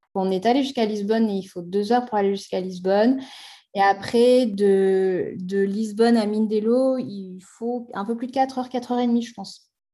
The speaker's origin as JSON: {"language": "French", "country": "France", "also_born_or_lived": "Haute-Savoie", "said": "chez nous en France"}